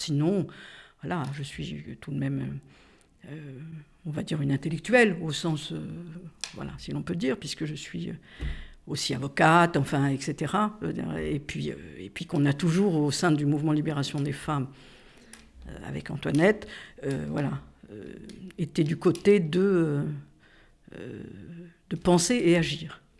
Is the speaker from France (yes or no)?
yes; Corsica, France; Je suis corse